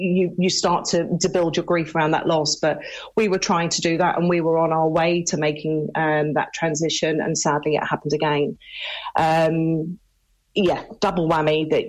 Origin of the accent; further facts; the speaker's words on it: United Kingdom; now in Ireland; I was born and raised in the UK, but my family are Irish, hence my reason for being here in County Limerick.